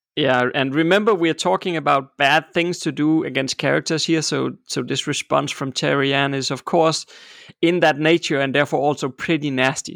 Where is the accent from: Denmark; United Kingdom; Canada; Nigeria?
Denmark; I'm born and raised in Denmark